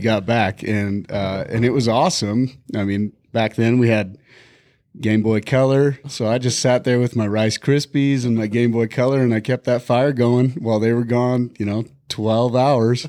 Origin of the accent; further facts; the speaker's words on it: Bighorn Mountains, Wyoming, United States; now in Montana, United States; I grew up in the Bighorn Mountains